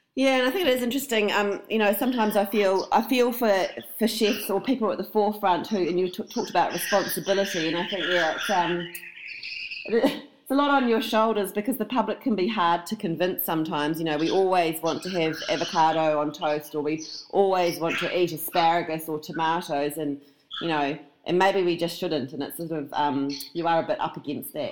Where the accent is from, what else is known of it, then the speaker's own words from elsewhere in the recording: New Zealand; now in Australia; I do live here, but I'm a I'm a Kiwi originally